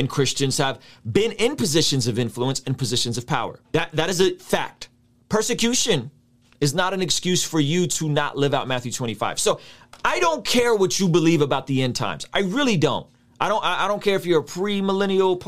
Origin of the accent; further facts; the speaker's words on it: Baku, Azerbaijan; moved away; I grew up in Azerbaijan